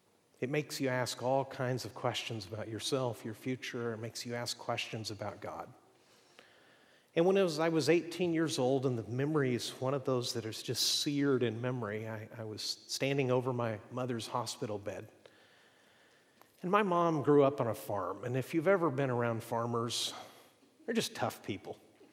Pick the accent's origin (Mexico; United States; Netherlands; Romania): Mexico; I grew up in Mexico, and we're not entirely sure what happened there, but probably what happened is for a few years we lived in a city that was toxic.